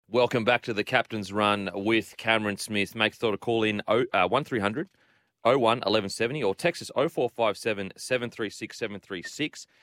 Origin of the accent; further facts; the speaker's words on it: Queensland, Australia; as a Queenslander